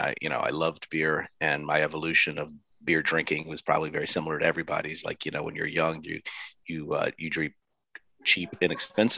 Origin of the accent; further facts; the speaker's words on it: Virginia, United States; my home state of Virginia, which is outside of Washington, D.C.